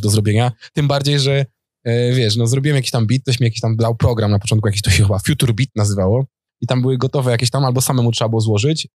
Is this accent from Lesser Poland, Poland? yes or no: no; Opoczno, Łódź Voivodeship, Poland; also born or lived in Warsaw; now in Tomaszów Mazowiecki, Poland; sam jestem z Opoczna